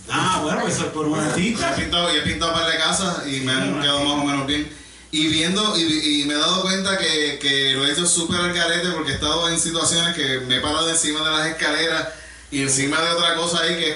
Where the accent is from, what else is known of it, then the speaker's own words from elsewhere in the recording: Dominican Republic; soy dominicano.